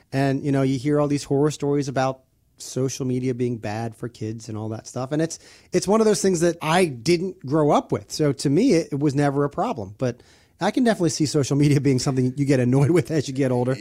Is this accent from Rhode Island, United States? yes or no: no; Maryland, United States; I'm from Maryland, born and raised